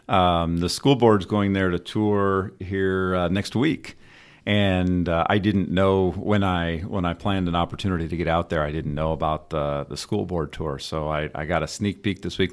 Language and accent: English; Northern Indiana, United States; also born or lived in Davenport, Iowa / Fishers, Indiana; We're, we're both from Northern Indiana, went to Ball State, so we've, we've been in Indiana